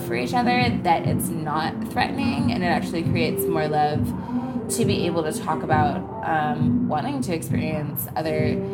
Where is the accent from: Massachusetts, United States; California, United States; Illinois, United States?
California, United States; San Diego; moved away as an adult; now in Portland, United States; I recently visited my hometown a week ago, and I was actually overwhelmed for 2 days with the energy of how fast it was down there